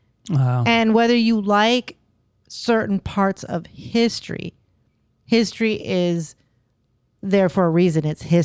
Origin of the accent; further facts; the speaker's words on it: California, United States; moved away as an adult; now in Florida, United States; I grew up there too.